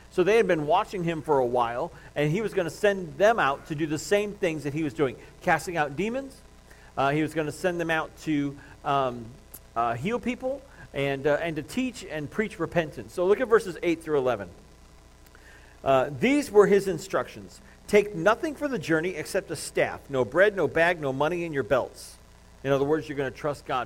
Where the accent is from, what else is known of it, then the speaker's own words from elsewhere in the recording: Crown Point, Indiana, United States; moved away; when I grew up here in Northwest Indiana, I grew up in Crown Point